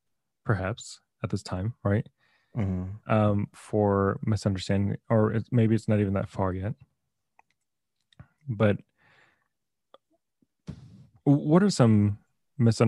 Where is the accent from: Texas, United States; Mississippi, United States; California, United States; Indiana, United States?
Texas, United States; moved away; I'm from Texas